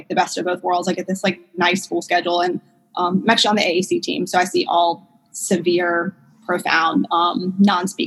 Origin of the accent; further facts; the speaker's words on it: New Orleans, Louisiana, United States; also born or lived in Memphis; So I'm from South Louisiana, from New Orleans